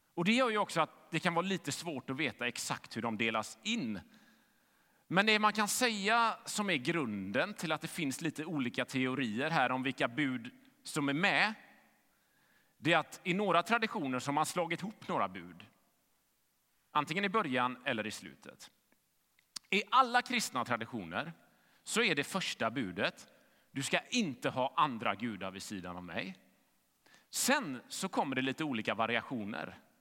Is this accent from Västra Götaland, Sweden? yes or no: yes; Gothenburg, Västra Götaland, Sweden; Jag växte upp i Fiskebäck i västra Göteborg